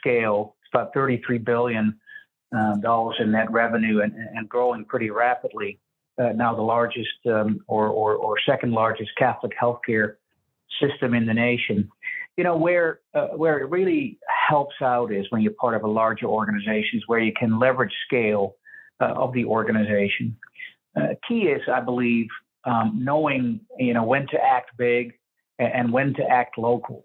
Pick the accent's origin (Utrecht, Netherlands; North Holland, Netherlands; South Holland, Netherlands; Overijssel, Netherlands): North Holland, Netherlands; a little town outside of Amsterdam; now in Omaha, United States; I grew up in Europe, in Amsterdam, just a little town outside of Amsterdam.